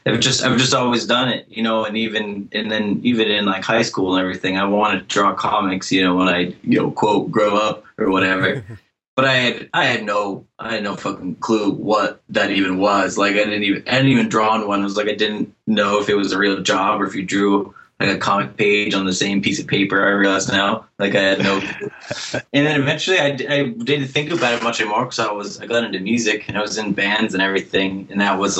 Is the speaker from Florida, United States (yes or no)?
no; central northern Massachusetts, United States; also born or lived in Boston / Worcester / New York City area; now in north of Boston, United States; I'm from Massachusetts. I've kind of bounced around a little bit. Grew up in central northern Massachusetts, then went to college in Boston